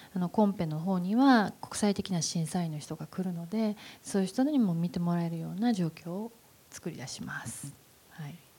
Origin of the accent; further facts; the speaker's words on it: Nara, Japan; 私映画撮る時に奈良でなんか映画撮られへんから都会に行けっていっぱい言われたんです周りの大人に